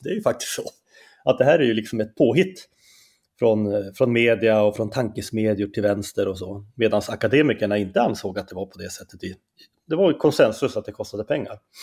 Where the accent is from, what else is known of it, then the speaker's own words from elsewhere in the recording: Skellefteå, Västerbotten County, Sweden; accent: Norrland dialect; moved away as an adult; also born or lived in Umeå; now in Stockholm, Sweden; jag är ju från Norrland, det kanske man hör på min dialekt direkt